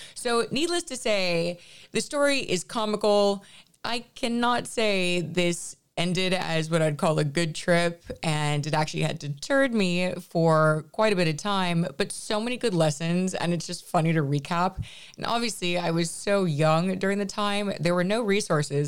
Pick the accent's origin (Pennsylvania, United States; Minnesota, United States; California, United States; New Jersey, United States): California, United States; Los Angeles; I am from L A. I am from the Valley